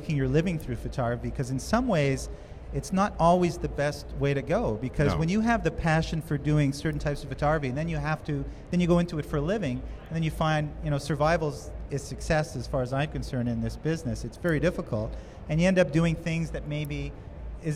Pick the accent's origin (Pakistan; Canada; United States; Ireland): Canada; Montreal, Quebec; I'm from Canada originally, but like you, I started out, I think I was 11 years old. And the enthusiasm that I felt in Montreal, I used to go to the roof of my apartment building and photograph planes and sunsets